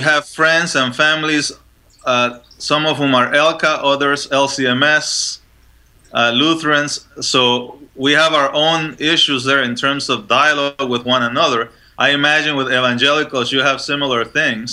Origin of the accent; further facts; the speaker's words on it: Panama; moved away; also born or lived in Chile; I was born in Chile, so just uh, next door, um, and I was raised in Panama.